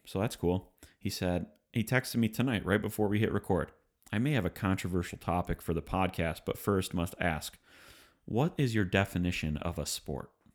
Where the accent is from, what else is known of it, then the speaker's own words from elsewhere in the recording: Michigan, United States; we're from Michigan